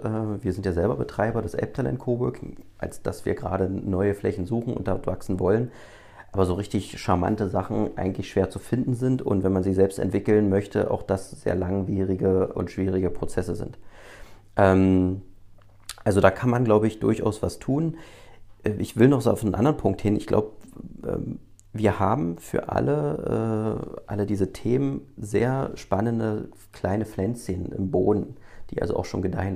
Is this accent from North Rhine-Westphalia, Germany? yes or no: no; Magdeburg, Saxony-Anhalt, Germany; Ich bin hier geboren